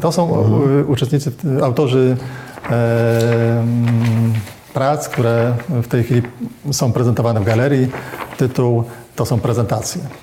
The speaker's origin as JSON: {"language": "Polish", "town": "Gdynia", "region": "Pomeranian Voivodeship", "country": "Poland", "tie": "born or raised there", "said": "Ja urodziłem się w Gdyni"}